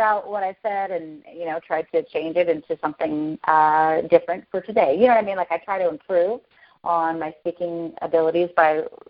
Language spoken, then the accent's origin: English; Hurricane, Utah, United States; moved away as an adult; now in Henderson, United States; I was Mrs. Hurricane of my hometown where I'm from in Hurricane, Utah